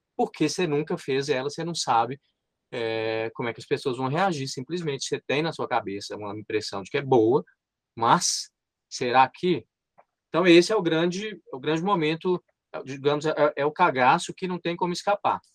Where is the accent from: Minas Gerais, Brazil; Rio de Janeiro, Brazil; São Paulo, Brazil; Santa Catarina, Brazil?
Minas Gerais, Brazil; Montes Claros; Meu embigo está enterrado em Montes Claros